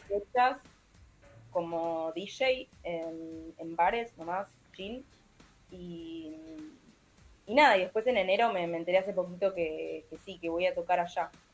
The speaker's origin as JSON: {"language": "Spanish", "region": "Montevideo", "country": "Uruguay", "tie": "born or raised there", "moved": "as an adult", "lives_now": "Argentina", "said": "yo soy de Montevideo, viví toda mi vida ahí"}